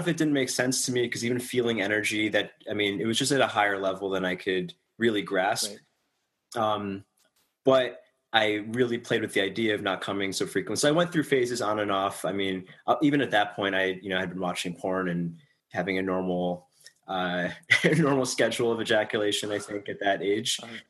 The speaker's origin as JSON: {"language": "English", "region": "New York", "country": "United States", "tie": "born or raised there", "said": "In New York."}